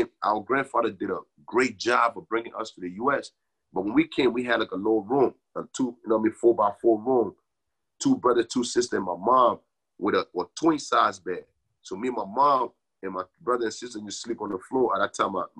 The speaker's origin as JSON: {"language": "English", "country": "Liberia", "moved": "yes", "lives_now": "New Jersey, United States", "said": "I'm from Liberia."}